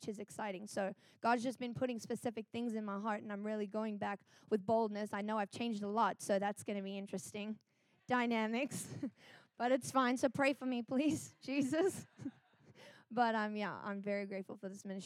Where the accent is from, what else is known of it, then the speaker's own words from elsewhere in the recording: South Africa; moved away as an adult; I'm from South Africa